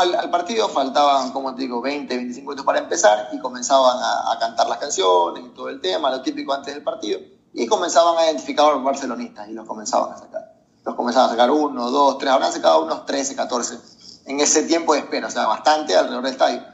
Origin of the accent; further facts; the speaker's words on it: Venezuela; soy venezolano